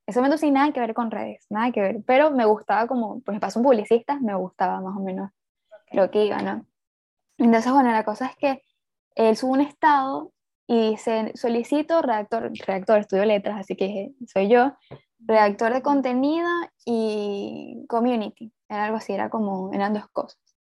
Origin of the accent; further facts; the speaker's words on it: Puerto Ordaz, Bolívar, Venezuela; yo vengo de Puerto Ordaz, ah, bueno, soy de Venezuela